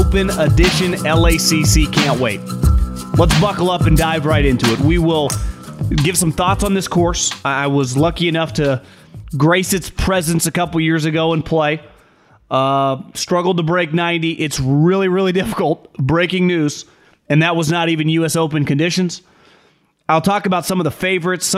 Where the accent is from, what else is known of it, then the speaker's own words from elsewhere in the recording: Northern California, United States; I'm someone that's born and raised in Northern California.